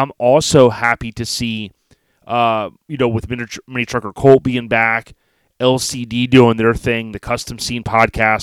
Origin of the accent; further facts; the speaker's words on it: Florida, United States; I'm from Florida